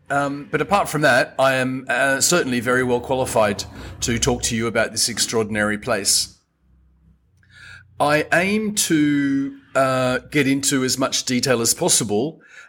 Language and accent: English; Australia; now in Madagascar; I am Australian and I've been in Madagascar for 25 years.